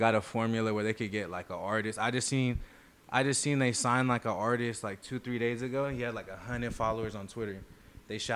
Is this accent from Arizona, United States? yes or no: no; Eastvale, California, United States; also born or lived in West Covina, California / Pomona, California; I was there around like West Covina, La Puente, Hacienda Heights area till fourth grade. I moved to Eastville until I graduated. I graduated from Eleanor Roosevelt right there in Eastville.